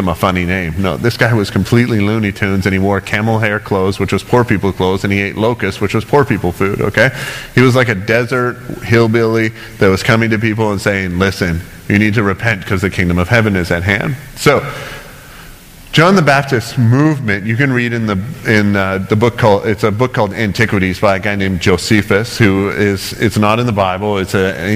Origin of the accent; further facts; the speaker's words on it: Canada; as a Canadian